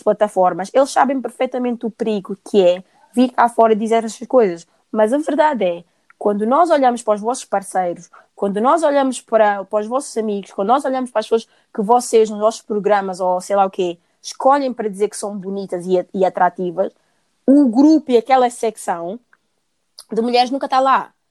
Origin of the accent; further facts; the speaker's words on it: Portugal; eu cresci em Portugal